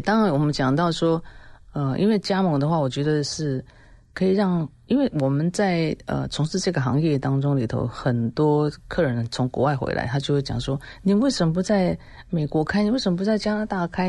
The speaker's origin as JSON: {"language": "Chinese", "country": "Taiwan", "said": "我们台湾人"}